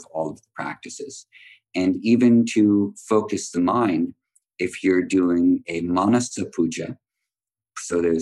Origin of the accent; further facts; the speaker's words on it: United States; also born or lived in Mysore, India; we grew up in America